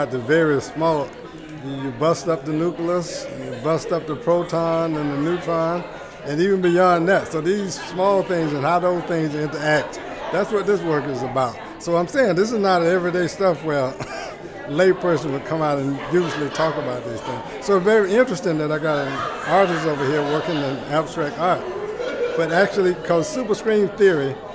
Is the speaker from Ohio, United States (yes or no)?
no; Washington, Georgia, United States; now in Atlanta, United States; I was born about 100 miles from here, a little place called Washington, Georgia.